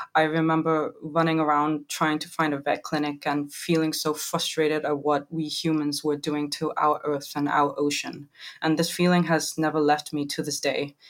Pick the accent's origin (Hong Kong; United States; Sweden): Hong Kong; now in London, United Kingdom; I was born and raised in Hong Kong